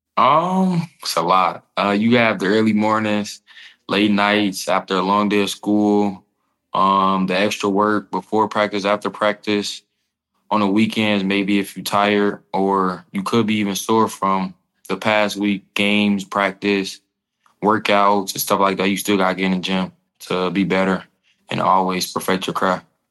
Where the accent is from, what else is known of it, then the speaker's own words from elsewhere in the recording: Illinois, United States; growing up in Illinois